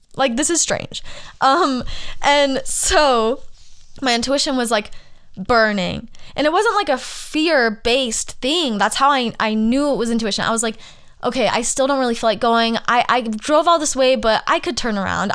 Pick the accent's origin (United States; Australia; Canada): United States; Arizona; moved away as an adult; also born or lived in Los Angeles; I'm from Arizona